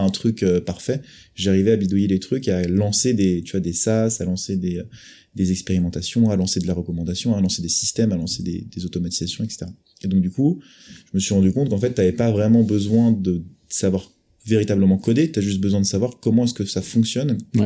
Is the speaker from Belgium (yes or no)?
no; France; accent: French; Avec mon vieil accent français